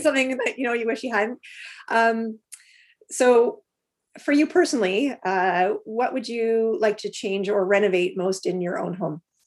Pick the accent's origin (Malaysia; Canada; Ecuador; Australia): Canada; Alberta; moved away; I grew up in Alberta, and the water there is much different than it is here.